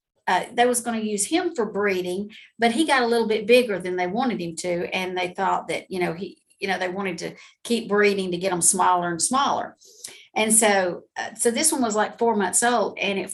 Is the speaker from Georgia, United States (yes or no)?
yes; Georgia, United States; Well, I'm actually from Georgia, been here my whole life.